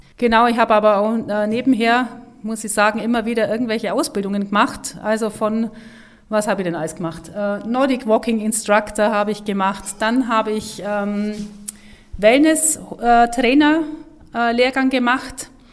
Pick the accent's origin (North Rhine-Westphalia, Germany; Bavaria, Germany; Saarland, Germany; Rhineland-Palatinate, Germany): Bavaria, Germany; Nesselwang; also born or lived in Kempten; now in Hopfen, Germany; geboren bin ich äh, in Kempten und ähm, aufgewachsen in äh, Nesselwang